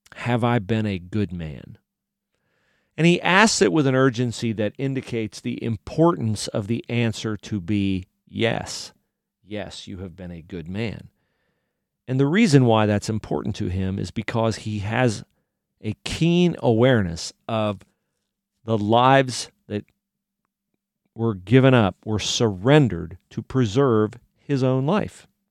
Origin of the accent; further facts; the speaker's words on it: United States; my freedoms as an American